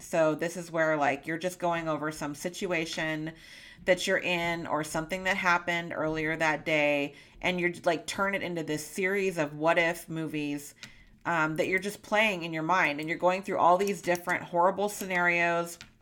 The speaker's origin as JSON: {"language": "English", "region": "California", "country": "United States", "tie": "born or raised there", "moved": "as an adult", "lives_now": "Montana, United States", "said": "my lifelong home in California"}